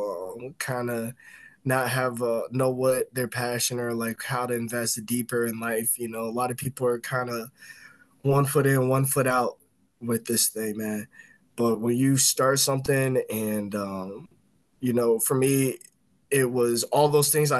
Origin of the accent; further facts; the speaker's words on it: Indiana, United States; moved away as an adult; now in Illinois, United States; I'm from Yeah, Indiana